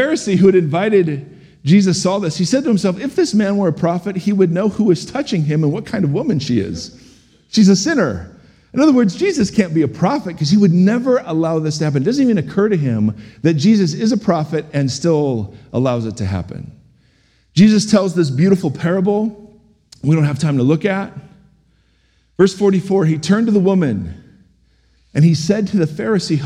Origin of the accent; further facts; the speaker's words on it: United States; as American Christians